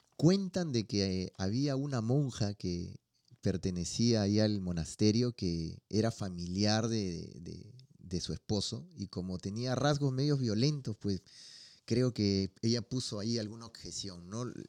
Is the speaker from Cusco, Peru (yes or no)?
no; Lima, Peru; de donde yo soy, en Perú, en Lima